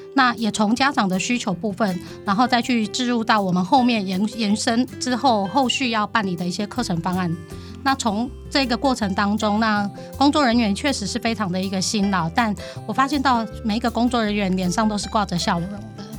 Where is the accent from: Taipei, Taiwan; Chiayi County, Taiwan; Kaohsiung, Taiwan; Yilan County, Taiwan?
Yilan County, Taiwan; moved away as an adult; now in Changhua, Taiwan; 我是不是应该要回去我的宜兰